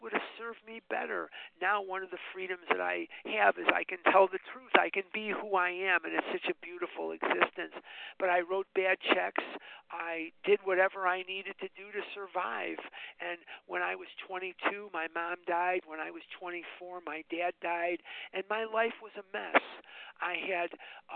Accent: Chicago, Illinois, United States; I was born and raised on the north side of Chicago, and I graduated Mather High School in 1972

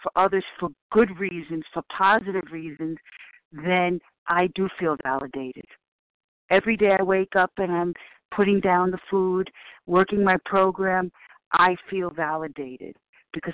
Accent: New York City, New York, United States; I'm from the Bronx

